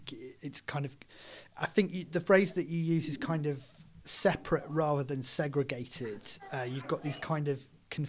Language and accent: English; Stafford, West Midlands, United Kingdom; I grew up in Stafford